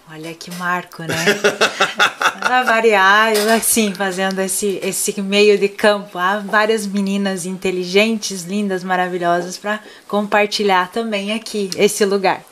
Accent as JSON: {"language": "Portuguese", "region": "Paraná", "country": "Brazil", "accent": "Paraná"}